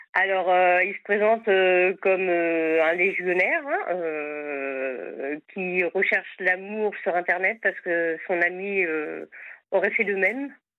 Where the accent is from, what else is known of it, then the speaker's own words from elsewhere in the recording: Sarthe, Pays de la Loire, France; je suis à Vannes en Bretagne, mais autrement je suis de la Sarthe